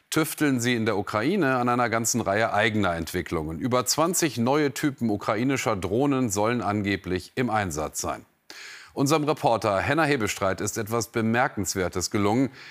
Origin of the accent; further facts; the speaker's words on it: Sassnitz, Mecklenburg-Vorpommern, Germany; Ja, ich bin ja gebürtiger Sassnitzer, bin selbst in der Fischerei groß geworden. Fischerei gibt es nicht mehr, es gibt hier nur noch Tourismus.